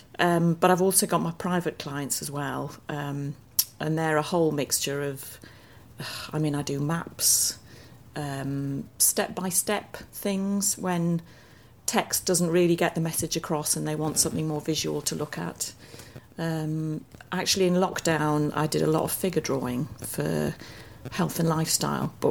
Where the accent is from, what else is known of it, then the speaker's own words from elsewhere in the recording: Durham, North East England, United Kingdom; I grew up in Durham